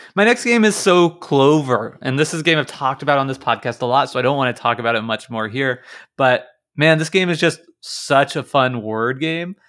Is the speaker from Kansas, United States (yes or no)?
yes; Kansas, United States; I'm from Kansas, that's like right in the middle of the s, s, the United States.